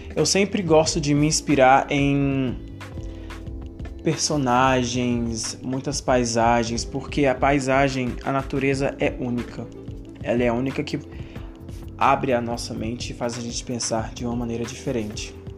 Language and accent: Portuguese; Betim, Minas Gerais, Brazil; eu sou de BH, de Betim